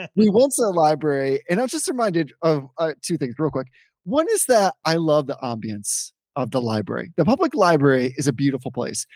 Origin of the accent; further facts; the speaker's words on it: New England, United States; I'm from New England, you live in New England, we talk fast